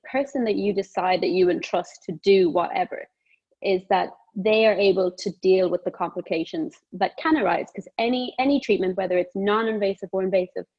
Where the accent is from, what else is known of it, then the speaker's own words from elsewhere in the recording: Cork, Munster, Ireland; now in London, United Kingdom; I am Irish, Southern Irish, born in Cork, grew up in a big family. Yeah. In Cork.